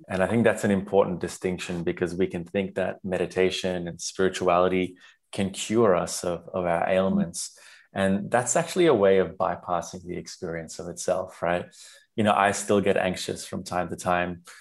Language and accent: English; Sri Lanka; I was raised in Sri Lanka